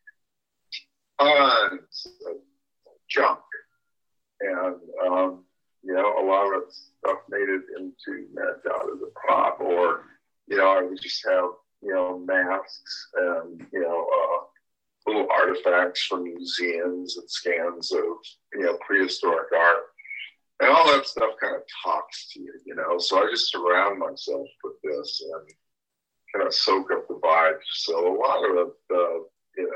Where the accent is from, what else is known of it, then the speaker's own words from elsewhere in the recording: Berkeley, California, United States; I grew up in the area I'm living right now, Berkeley, California. And then my parents moved to Southern California.